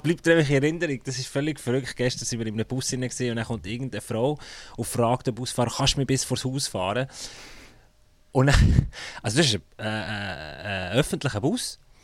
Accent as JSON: {"language": "German", "country": "Switzerland", "said": "als Schweizer"}